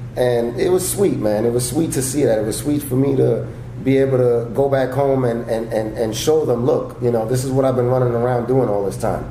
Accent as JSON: {"language": "English", "region": "New York", "country": "United States", "tie": "born or raised there", "moved": "as an adult", "lives_now": "Los Angeles, United States", "said": "I grew up in New York, started stand up in New York"}